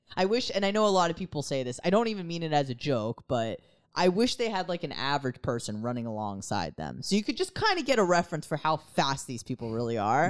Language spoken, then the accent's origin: English; United States; as an American